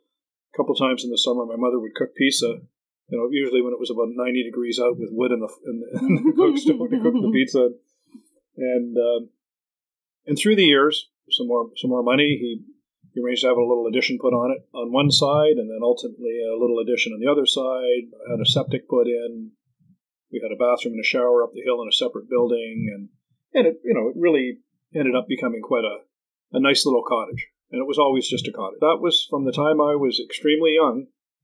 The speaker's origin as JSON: {"language": "English", "town": "Mississauga", "region": "Ontario", "country": "Canada", "moved": "as an adult", "lives_now": "Parry Sound, Canada", "said": "we're from Mississauga"}